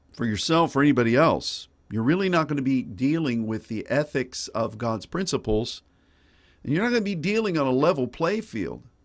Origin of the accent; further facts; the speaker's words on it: United States; as an American